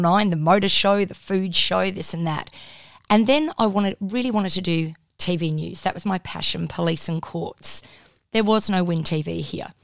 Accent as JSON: {"language": "English", "town": "Perth", "region": "Western Australia", "country": "Australia", "also_born_or_lived": "Wollongong, New South Wales / Melbourne", "moved": "as an adult", "said": "I wasn't from Melbourne. I was from Perth."}